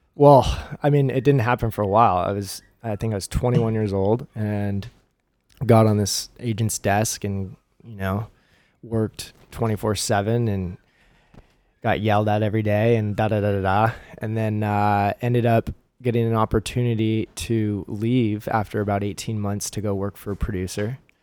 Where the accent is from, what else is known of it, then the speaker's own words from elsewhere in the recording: Huntington Beach, California, United States; I grew up in Huntington.